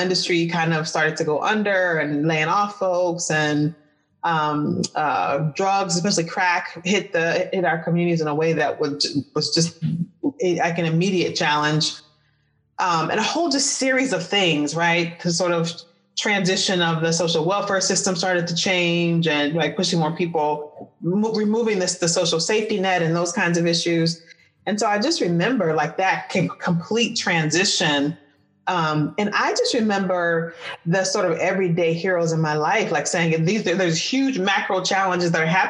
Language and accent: English; Detroit, Michigan, United States; I grew up in Detroit